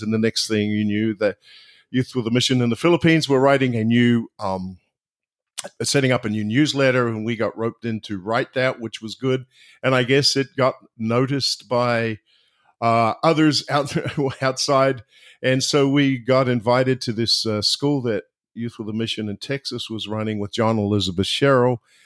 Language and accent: English; just outside of Wellington, New Zealand; moved away as an adult; now in Orlando, United States; I'm originally from New Zealand, uh, but now live in uh, Orlando, Florida